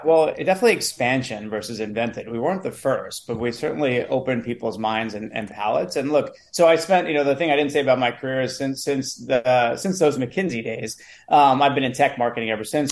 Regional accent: New York City, New York, United States; a, kid who wanted to be an actor as uh, well, growing up in New York City

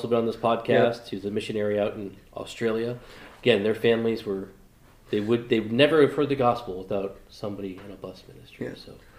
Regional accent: New England, United States; a pastor from the Dominican Republic, Eric Quinlan, who I grew up with in New England

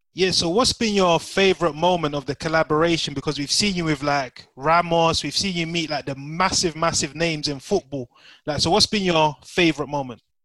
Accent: Nigeria; we're all Nigerian here

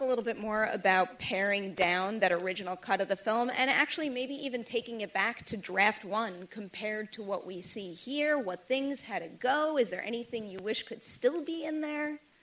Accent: New York City, New York, United States; I am a New Yorker

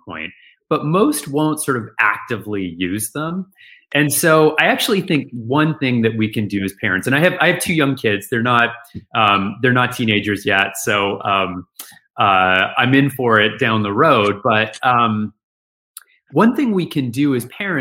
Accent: outside of Vancouver, British Columbia, Canada; moved away as an adult; now in Boston, United States; I'm Canadian originally. I grew outside of Vancouver, Canada

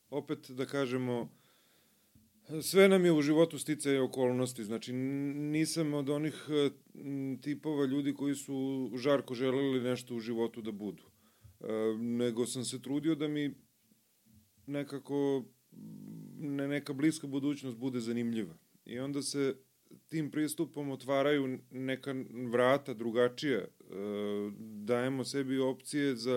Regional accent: Obrenovac, Belgrade, Serbia; Ja sam jedan od redkih koji, se, koji je rođen u Obrenovcu.

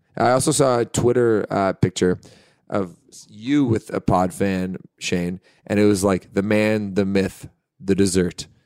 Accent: Hamilton, Ontario, Canada; We're actually from Hamilton

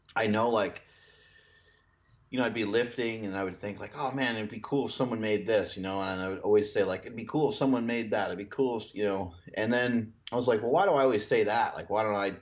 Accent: New York, United States; when I grew up in New York

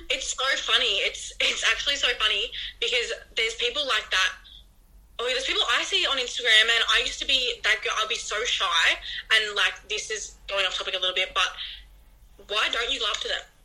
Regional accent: regional Victoria, Australia; moved away as an adult; now in Melbourne, Australia; originally I'm not from Melbourne. So I'm from regional Victoria.

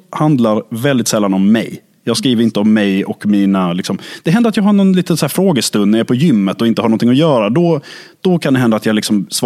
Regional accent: Lund, Skåne, Sweden; så är jag född och uppvuxen i Lund. Det är där min konstiga dialekt grundade sig, kan man väl säga. Det är där det liksom melodiösa kom.

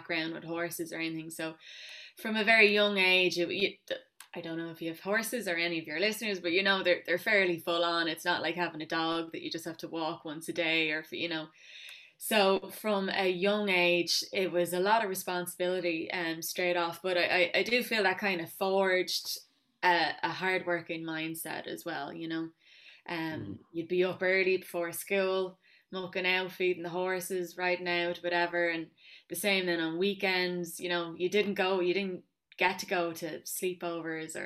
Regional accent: Rathfarnham, Dublin, moved young to Kildare, Leinster, Ireland; I grew up in Rathfarnham, but I was quite young, I suppose, when we moved to Kildare.

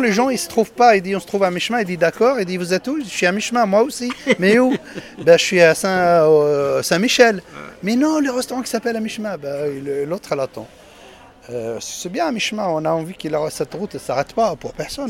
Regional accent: Tunisia; now in France; je suis né en Tunisie.

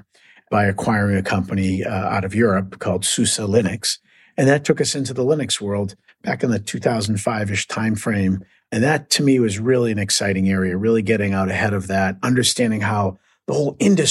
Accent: Boston, Massachusetts, United States; accent: Boston; I'm born and raised in Boston, so you'll hear a little Boston accent

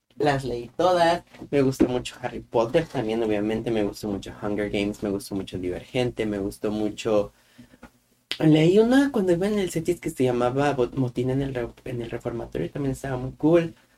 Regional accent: Guanajuato, Mexico; moved away; yo soy de Guanajuato, de un lugar muy bonito en Guanajuato.

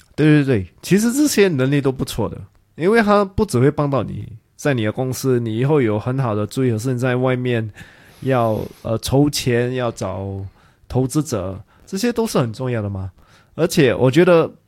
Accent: Singapore; 因为我是新加坡人嘛

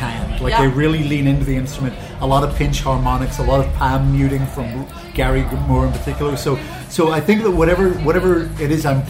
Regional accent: Belfast, Northern Ireland, United Kingdom; I'm from Belfast

